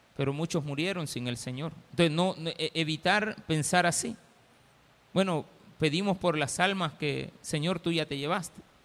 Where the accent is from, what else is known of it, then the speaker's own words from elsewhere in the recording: El Salvador; somos salvadoreños